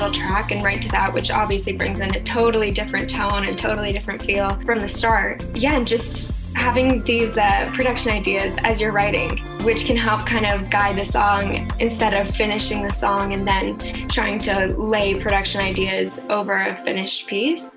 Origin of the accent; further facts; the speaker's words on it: Calgary, Alberta, Canada; also born or lived in Toronto; I'm in Calgary right now. My family is here and I was born and raised here.